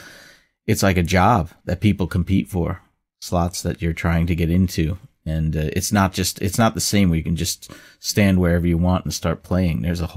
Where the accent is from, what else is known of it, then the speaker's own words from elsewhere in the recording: New York, United States; because I'm from New York